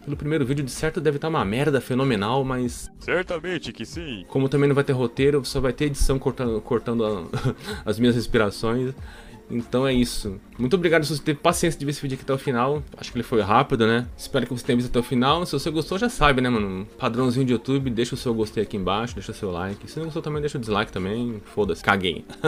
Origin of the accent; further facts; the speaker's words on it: São Paulo, Brazil; eu vou falar manos, porque eu sou paulista, paulista fala mano, mano